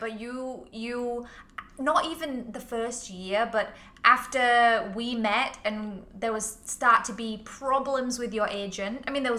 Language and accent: English; England, United Kingdom; moved away as an adult; now in Hong Kong; I'm from England.